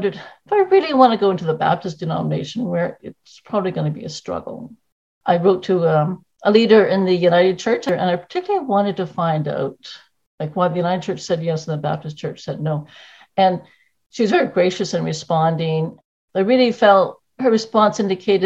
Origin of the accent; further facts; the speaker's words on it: Perth-Andover, New Brunswick, Canada; moved away as an adult; also born or lived in South Korea / Dartmouth, Nova Scotia; I was born in 1960 in Perth, New Brunswick